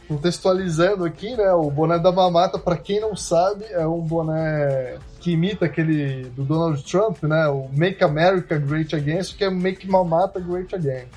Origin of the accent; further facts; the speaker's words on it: Brazil; also born or lived in United States; a gente diz isso como brasileiro